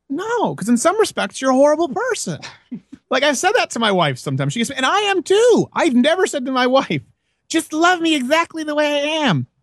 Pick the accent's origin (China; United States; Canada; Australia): Canada; Montreal, Quebec; moved away; I was raised in Montreal.